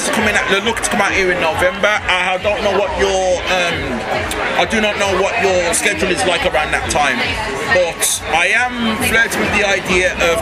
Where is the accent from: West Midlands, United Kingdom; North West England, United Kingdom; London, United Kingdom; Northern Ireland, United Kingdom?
West Midlands, United Kingdom; near Birmingham; I'm from, like, Birmingham. Right? Like, but next door to Birmingham